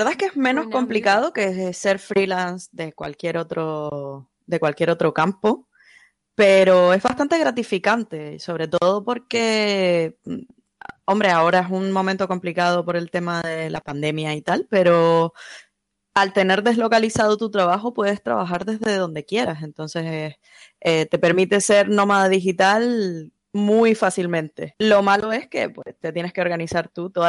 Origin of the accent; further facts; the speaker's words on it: Canary Islands, Spain; Soy canaria, soy freelance, hago desarrollo web.